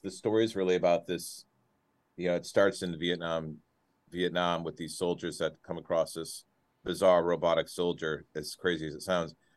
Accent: Clarkston, Michigan, United States; also born or lived in Detroit, Michigan; I moved from Detroit to Clarkston when I was in, in fourth grade

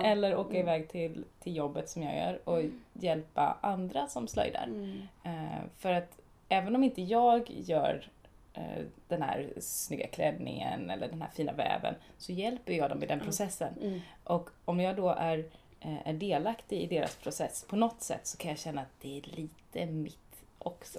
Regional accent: Småland, Sweden; eftersom att jag är från Småland och lite snål

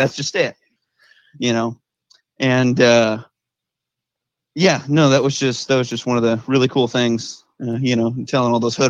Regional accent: Oregon, United States; I'm from Oregon.

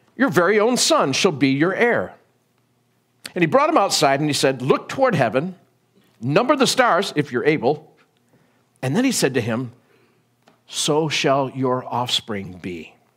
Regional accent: United States; I'm an American

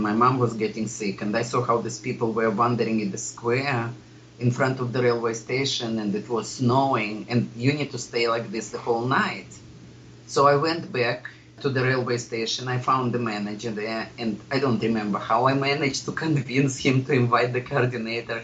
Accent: Columbus, Ohio, United States; I'm from Columbus

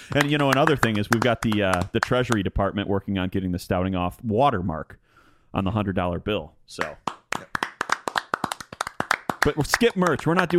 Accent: Michigan, United States; moved away; my home state, in my hometown.

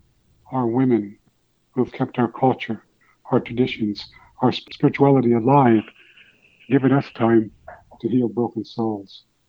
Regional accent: Pine Ridge, South Dakota, United States; moved away; the people that have empowered me, the people, the Benny Kellys of my life, growing up in Pine Ridge

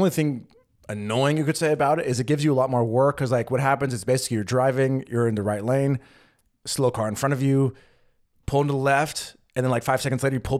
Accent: West Coast, United States; growing up in the West Coast in the U.S., I never really experienced toll roads at all.

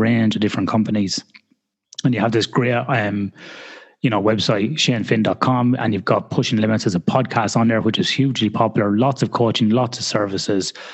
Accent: Ireland; as an Irish person

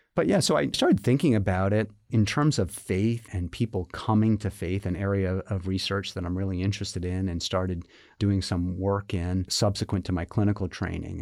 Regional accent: Massachusetts, United States; moved away as an adult; now in Virginia, United States; I'm originally from Massachusetts. you know, born, bred

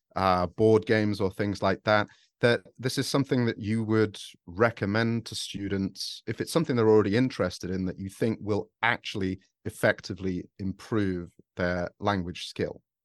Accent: United Kingdom; I'm British

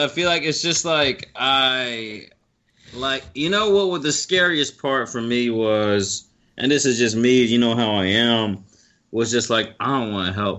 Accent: the South, United States; accent: Southern; think I'm everyone idiot. From the South is stupid.

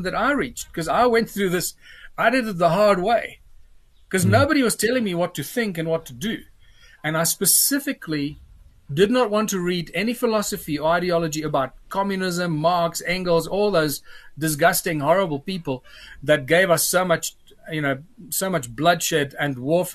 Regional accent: Johannesburg, Gauteng, South Africa; also born or lived in Cape Town; I'm a Joburg boy most of my life

